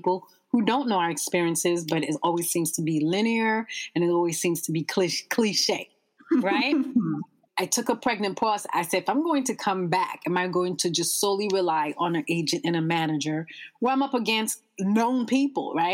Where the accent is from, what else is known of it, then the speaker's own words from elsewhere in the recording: United States; we are firstborn American and parents of who are immigrants